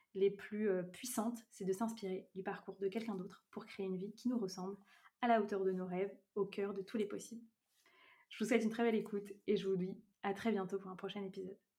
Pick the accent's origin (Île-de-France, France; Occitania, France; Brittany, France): Brittany, France; je vis actuellement en Bretagne, près de là où j'ai grandi